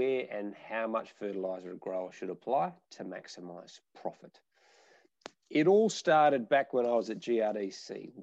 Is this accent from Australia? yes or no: yes; Nabawool, near Northam, Western Australia, Australia; My family are fifth generation farmers in a little small town called Nabawul, which is about 30 kilometres just out of Durham